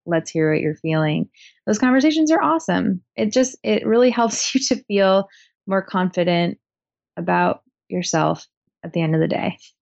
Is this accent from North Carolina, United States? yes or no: no; Portland, Oregon, United States; Portland, Oregon, where I was born and raised